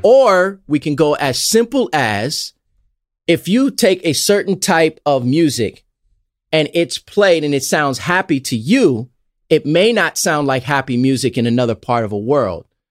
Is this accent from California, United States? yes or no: yes; Los Angeles, California, United States; also born or lived in Nevada; I grew up in Los Angeles